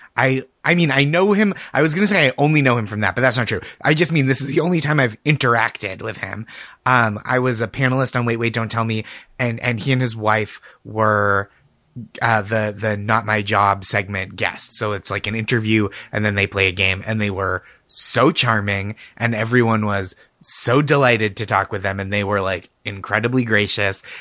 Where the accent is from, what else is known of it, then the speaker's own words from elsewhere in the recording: Massachusetts, United States; I'm from Massachusetts